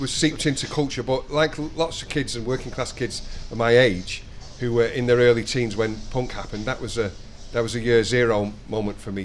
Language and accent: English; Denton, North West England, United Kingdom; I'm from Denton